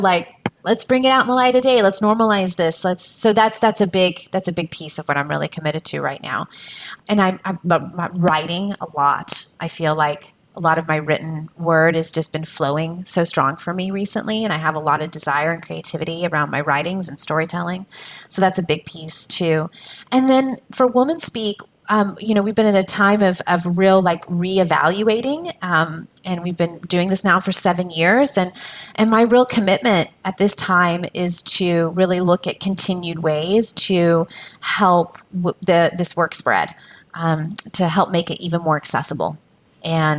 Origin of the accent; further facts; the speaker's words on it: United States; an American woman